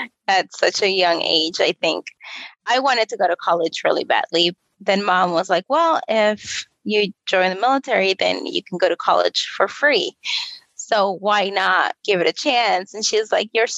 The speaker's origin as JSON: {"language": "English", "town": "Miami", "region": "Florida", "country": "United States", "moved": "as an adult", "said": "you're not going to go to college here because I'm from Miami."}